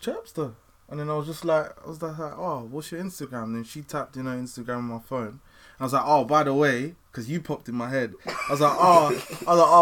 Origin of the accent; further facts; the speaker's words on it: Essex, East of England, United Kingdom; moved away as an adult; I'm from Essex